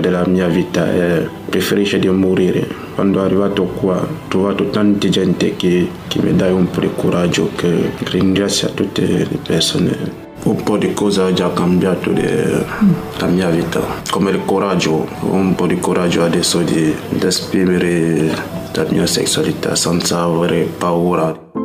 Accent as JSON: {"language": "Italian", "country": "Cameroon", "second_language": "Italian", "moved": "as an adult", "lives_now": "Italy"}